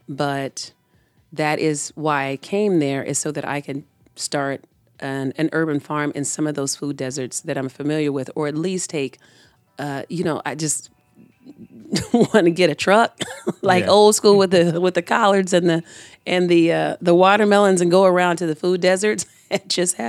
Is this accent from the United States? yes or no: yes; Tampa, Florida, United States; So the urban community in Tampa that I grew up in was in Ybor, around Ybor, Tampa Heights area.